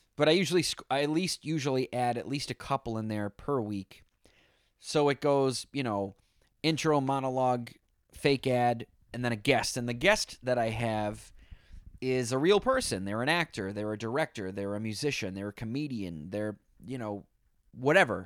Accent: Boston, Massachusetts, United States; now in New York, United States; I'm from Boston, live in New York.

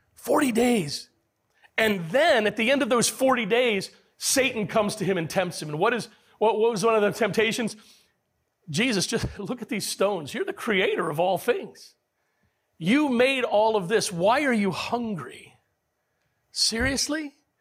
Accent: United States; as American men

